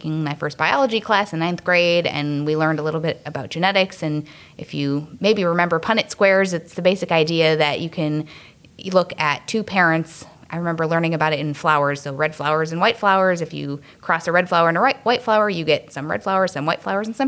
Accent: Wisconsin, United States; I grew up in Wisconsin

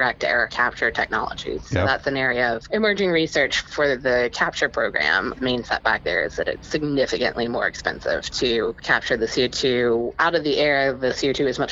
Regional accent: West Virginia, United States; born and raised in West Virginia, and it is definitely a very coal-centric and fossil fuel-focused state and region

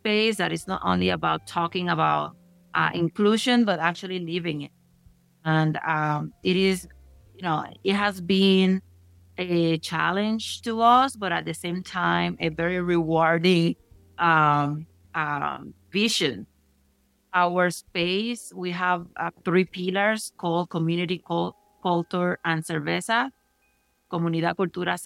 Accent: Puerto Rico; now in Denver, United States; I was born in Puerto Rico. I'm a Caribeña and Latino American

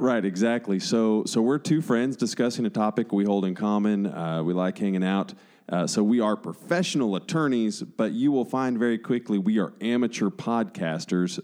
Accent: Texas, United States; we're from Texas

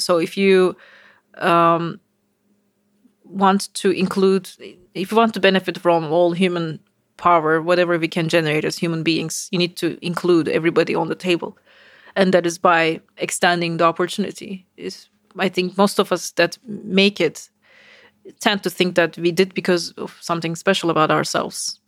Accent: Istanbul, Turkey; moved away as an adult; now in United States; I, uh, was born in Istanbul. So I grew up in Turkey

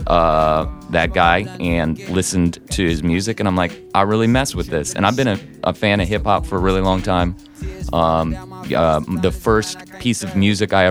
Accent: St. Louis, Missouri, United States; I'm from St. Louis. I'm from South City, but I lived in a different state

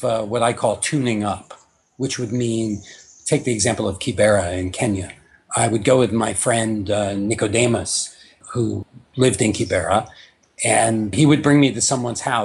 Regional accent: New York, United States; I grew up in New York, so I come from a fairly formal environment

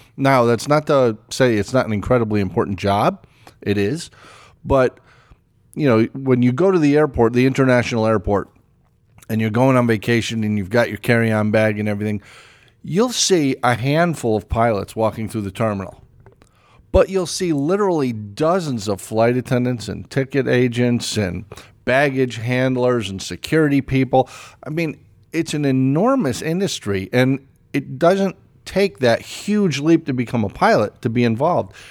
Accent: East Hartford, Connecticut, United States; I grew up in East Hartford, Connecticut, right across the, the river from Pratt and Whitney

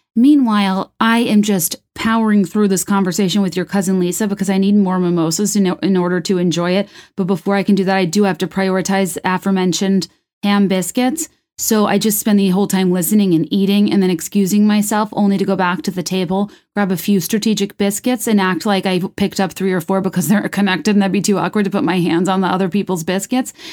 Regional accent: Virginia, United States; I'm from Virginia. I only know the place I grew up in.

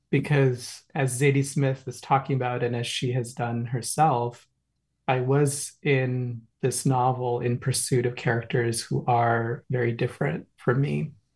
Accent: Kolkata, West Bengal, India; also born or lived in New York City; now in Hudson Valley, United States; growing up in India, in a middle class household

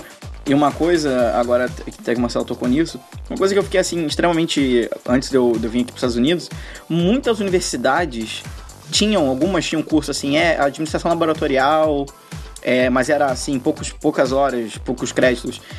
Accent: Brazil; sou do Brasil

